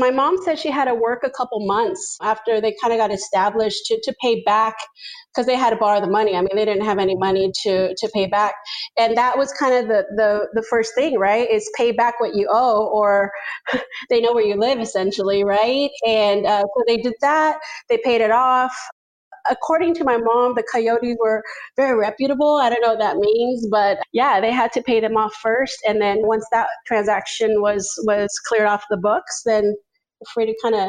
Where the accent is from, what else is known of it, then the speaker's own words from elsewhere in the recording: Zacatecas, Mexico; born there; I was born in Zacatecas, Mexico, which is the center state of Mexico.